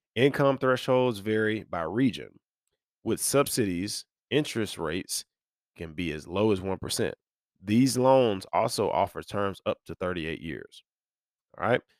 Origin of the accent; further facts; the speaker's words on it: near Birmingham, Alabama, United States; So I grew up near Birmingham, Alabama, which is the bigger metro, um, in the central region of Alabama where I'm from